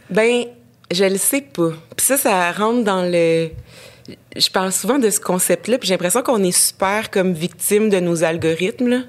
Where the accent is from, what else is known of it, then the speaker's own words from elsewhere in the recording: Rouyn-Noranda, Quebec, Canada; now in Montreal, Canada; j'ai grandi à Rouen-Noranda, dans un Québec assez euh, normatif